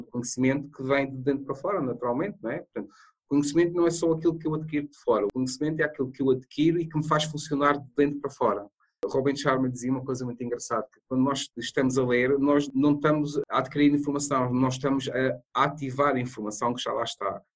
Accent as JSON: {"language": "Portuguese", "region": "Madeira", "country": "Portugal", "tie": "born or raised there", "moved": "yes", "said": "Eu sou da Ilha da Madeira."}